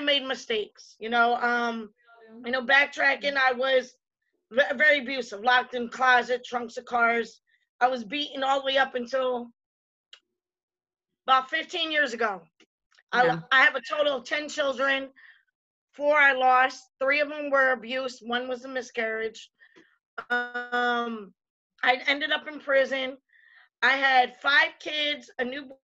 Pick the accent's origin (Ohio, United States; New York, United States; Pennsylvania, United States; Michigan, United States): Pennsylvania, United States; Reading; moved away; right outside of Philly. It's called Reading, Pennsylvania